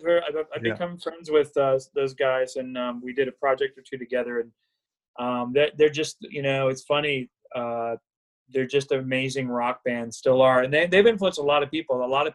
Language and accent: English; Florida, United States; I grew up in South Florida. I was always at the Keys. I was always at the beach.